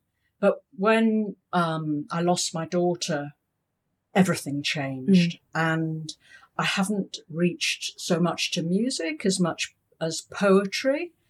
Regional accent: London, United Kingdom; moved away as an adult; now in Hong Kong; I was born in London, educated in England, and came out with my first husband in 1985.

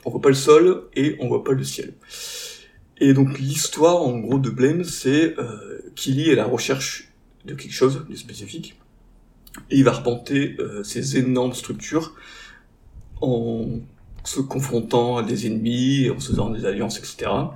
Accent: the Nord, Hauts-de-France, France; now in Marseille, France; on est à la base tous du Nord

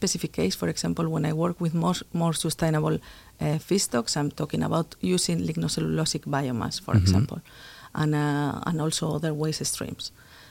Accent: Spain; also born or lived in United States; Yeah, so I'm originally from Spain. I studied there at the University of Zaragoza a long time ago, chemical engineering.

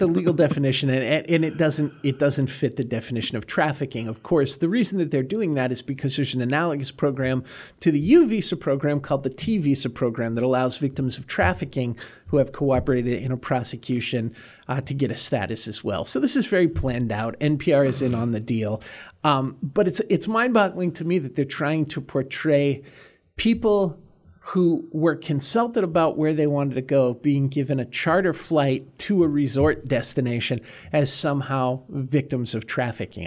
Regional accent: north of Boston, Massachusetts, United States; I grew up in Massachusetts on the ocean north of Boston

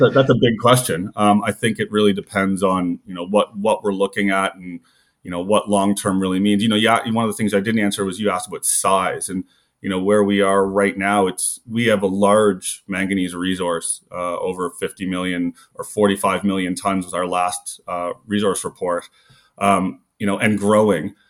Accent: the Maritimes, Prince Edward Island, Canada; moved away as an adult; also born or lived in Calgary; I grew up in the Maritimes, went to high school on Prince Edward Island

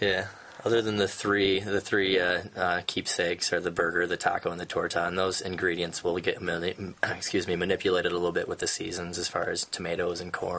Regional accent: Lansing, Michigan, United States; I'm from Lansing. This is a community I grew up in, and it's a community I want to be in.

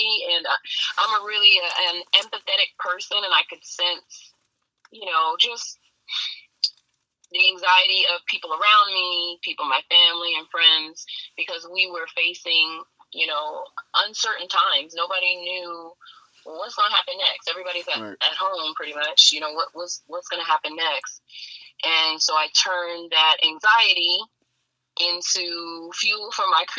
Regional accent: New Jersey, United States; moved away as an adult; now in Virginia, United States; I am originally born and raised in New Jersey

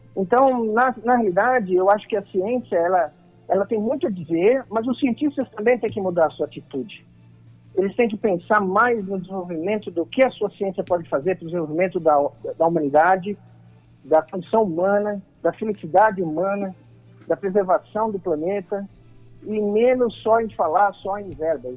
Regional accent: Brazil; como brasileiro e patriota

